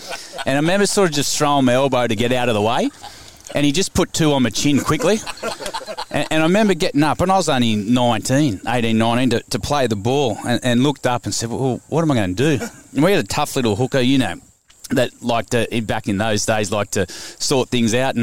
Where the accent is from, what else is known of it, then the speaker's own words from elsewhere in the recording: Queanbeyan, New South Wales, Australia; also born or lived in Cowra / Gundagai / Canberra; I was actually born in Cowra. I was born in Cowra. Then my old man brought a pub in Gundagai, so I spent quite a bit of time there, then moved to Queanbeyan